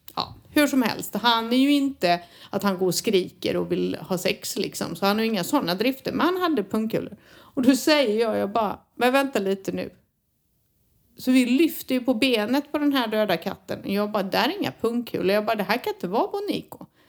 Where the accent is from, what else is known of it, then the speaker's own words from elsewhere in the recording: Sweden; som svensk